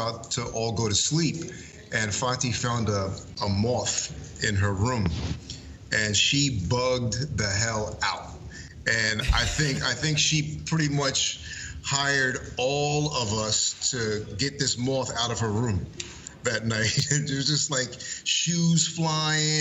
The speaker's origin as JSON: {"language": "English", "town": "Coatesville", "region": "Pennsylvania", "country": "United States", "tie": "born or raised there", "said": "people from my hometown"}